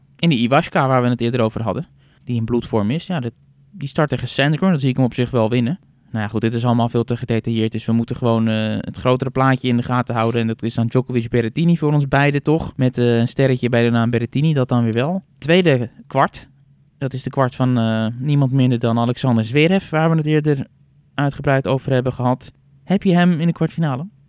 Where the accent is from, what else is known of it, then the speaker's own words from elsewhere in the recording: Netherlands; wij weten natuurlijk als Nederlanders